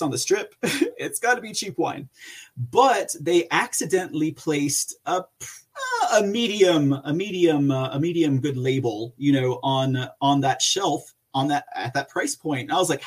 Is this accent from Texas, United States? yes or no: yes; Texas, United States; I'm from Texas